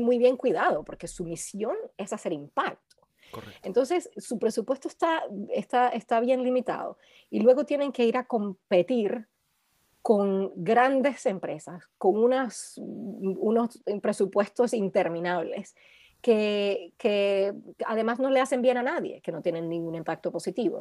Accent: Caracas, Capital District, Venezuela; moved away as an adult; also born or lived in Colombia; now in London, United Kingdom; crecimos todos en Caracas

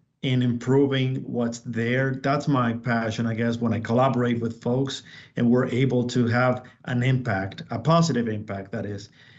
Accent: Dominican Republic; also born or lived in Puerto Rico; now in Texas, United States; I'm originally from the Dominican Republic, and okay, I moved to Puerto Rico.

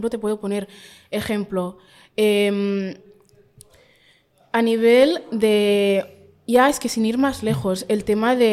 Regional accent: Catalonia, Spain; perdonad por mis catalanadas, es que yo soy súper catalana.

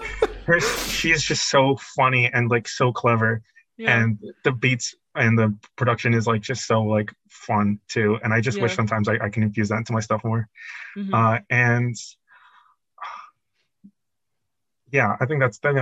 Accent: New Jersey, United States; I'm from Jersey

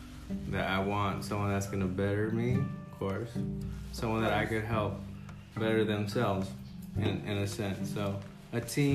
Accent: Temple City, California, United States; moved away as an adult; also born or lived in Pasadena, California; now in Pomona, United States; I'm from Temple City, born and raised. Temple City, born and raised. I was born at Pasadena Huntington Memorial Hospital in 1986.

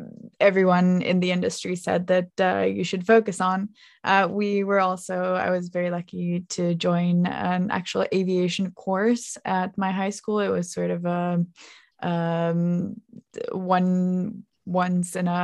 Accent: Finland; moved away as an adult; also born or lived in United States; I moved from Finland to the US to study to become a pilot

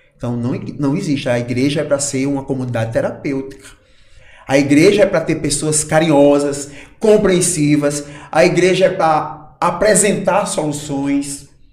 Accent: Barreiras, Brazil; moved away; also born or lived in Natal; eu cresci em Barreiras

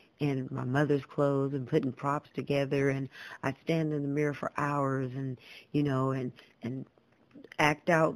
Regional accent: Los Angeles, California, United States; also born or lived in San Fernando Valley; I was born and raised in California

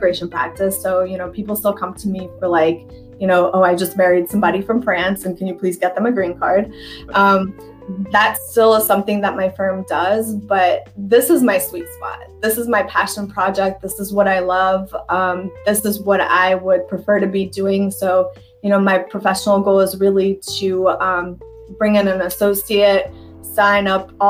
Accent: Tennessee, United States; also born or lived in Russia / Berkeley, California; I'm an immigrant from Russia, but I grew up in a very rural county in Tennessee

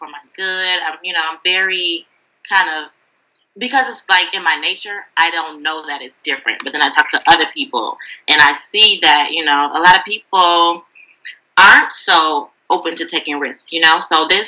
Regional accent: Detroit, Michigan, United States; now in Brooklyn, New York, United States; I'm originally from Detroit, but now I live in Brooklyn, New York

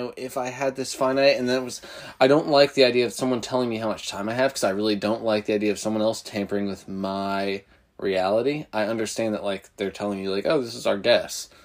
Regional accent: New Jersey, United States; a town like one town over from me where I grew up in Jersey

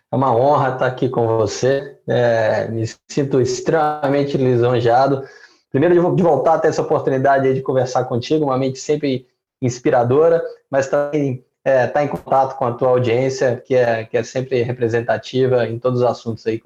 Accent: Belo Horizonte, Minas Gerais, Brazil; Bom, eu sou mineiro de, de Belo Horizonte

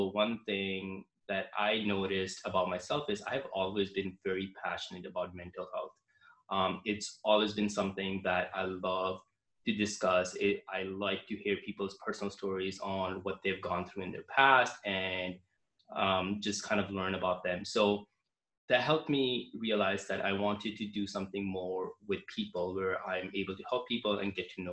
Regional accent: Canada; I'm from Canada

